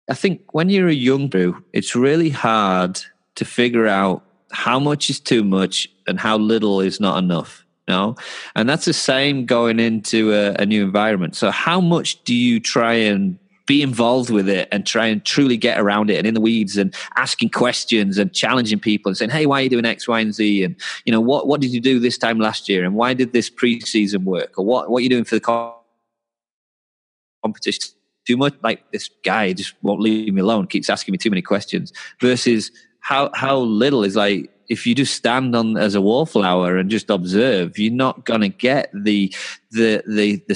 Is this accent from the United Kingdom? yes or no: yes; England, United Kingdom; I'm English, right?